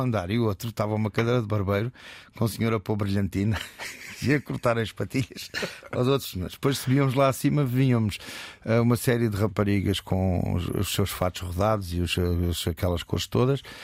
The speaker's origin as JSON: {"language": "Portuguese", "town": "Almada", "region": "Setúbal", "country": "Portugal", "also_born_or_lived": "Alentejo", "said": "que era um, um, um puto da Almada"}